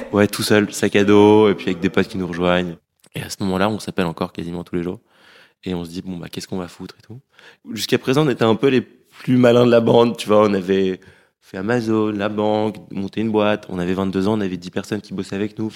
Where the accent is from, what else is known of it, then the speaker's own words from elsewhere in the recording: Paris, Île-de-France, France; moved away as an adult; also born or lived in London; On a grandi à Paris